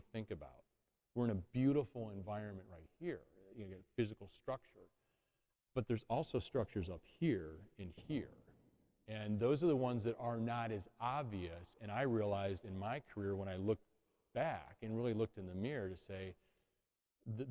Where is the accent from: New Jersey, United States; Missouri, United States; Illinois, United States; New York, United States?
Illinois, United States; Chicago; moved away as an adult; also born or lived in Metro Detroit; now in Detroit, United States; I grew up in Chicago.